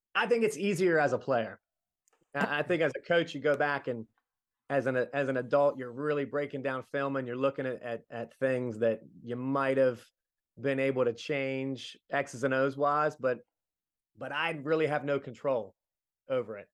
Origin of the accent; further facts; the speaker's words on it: Middletown, United States; being a kid growing up in the nineties, we did a little bit of everything at Middletown